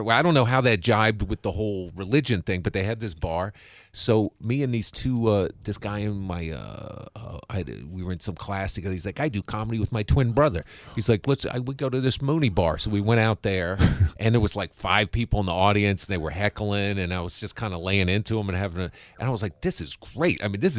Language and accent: English; Washington, District of Columbia, United States; I grew up in Washington, D.C., went to D.C. public schools